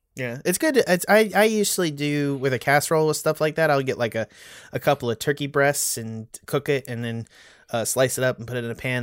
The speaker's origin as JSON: {"language": "English", "country": "United States", "tie": "born or raised there", "also_born_or_lived": "Texas / North Carolina", "said": "born and bred in Texas and North Carolina"}